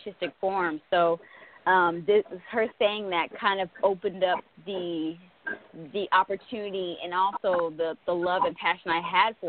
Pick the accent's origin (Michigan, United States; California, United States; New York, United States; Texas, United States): Texas, United States; Sulphur Springs; moved away as an adult; now in Los Angeles, United States; I'm from Texas, Sulphur Springs, Texas specifically. That's Northeast Texas. But I recently moved to Los Angeles probably about a year and a half ago